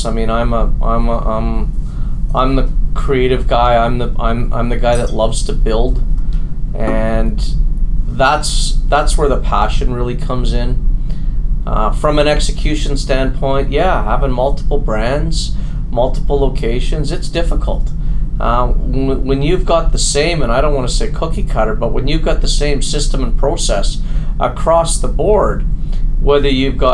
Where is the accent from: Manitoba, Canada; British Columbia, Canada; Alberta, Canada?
Alberta, Canada; Edmonton; I'm from Edmonton, Alberta